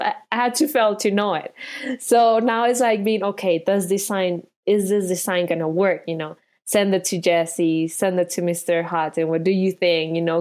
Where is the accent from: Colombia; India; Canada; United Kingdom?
Colombia; moved away; I'm from Colombia